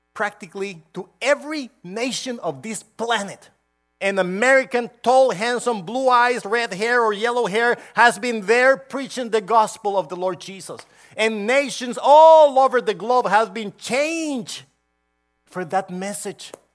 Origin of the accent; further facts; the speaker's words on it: Honduras; now in United States; I was born in Honduras, and I had to have a visa to go everywhere